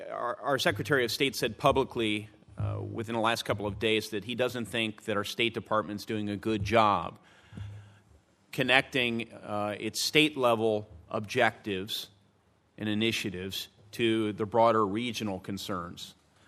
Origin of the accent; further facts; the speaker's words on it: Indiana, United States; including in my home state of Indiana.